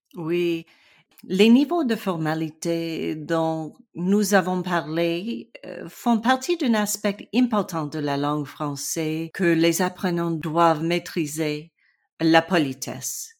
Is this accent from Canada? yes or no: yes; British Columbia, Canada; French is a second language; je viens de la Colombie-Britannique